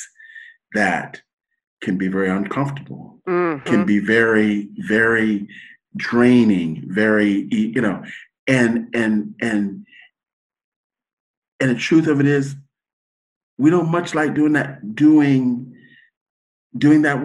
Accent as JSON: {"language": "English", "country": "United States", "said": "as American, that's our culture"}